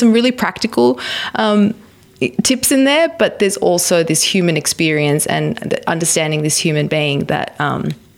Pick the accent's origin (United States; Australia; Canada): Australia; moved away as an adult; also born or lived in Dubai; I was from Australia and that my passport was Australian